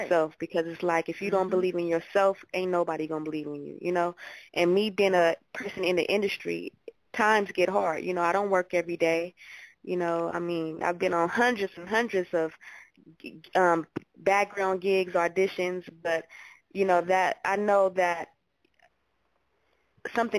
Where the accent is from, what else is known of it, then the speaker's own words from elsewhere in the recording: Los Angeles, California, United States; I'm born and raised. I'm from L.A. I reside in Hollywood, California